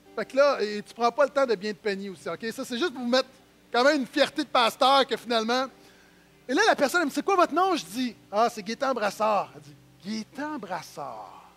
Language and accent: French; Terrebonne, Quebec, Canada; je suis de Terrebonne